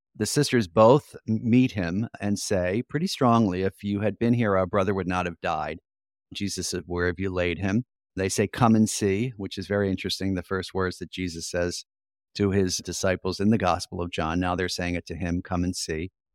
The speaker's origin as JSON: {"language": "English", "area": "outside of Philadelphia", "region": "Pennsylvania", "country": "United States", "tie": "born or raised there", "said": "I grew up outside of Philadelphia"}